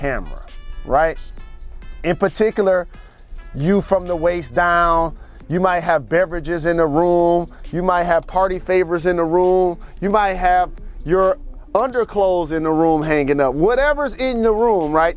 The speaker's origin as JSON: {"language": "English", "town": "Detroit", "region": "Michigan", "country": "United States", "said": "I'm from Detroit, and I represent Detroit."}